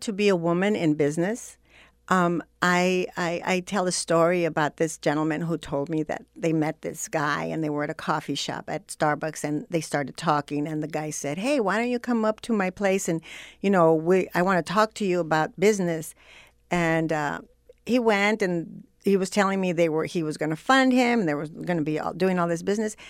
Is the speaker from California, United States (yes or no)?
yes; Los Angeles, California, United States; also born or lived in Zacatecas, Mexico; I was growing up in Boyle Heights